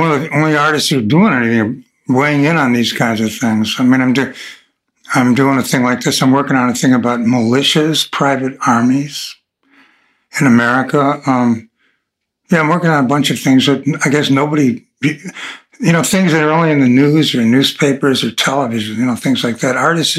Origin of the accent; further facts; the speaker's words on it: Buffalo, New York, United States; I was from Buffalo, New York